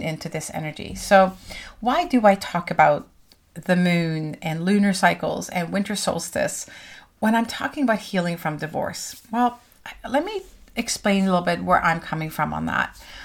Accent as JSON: {"language": "English", "country": "Norway", "moved": "yes", "said": "I'm from Norway"}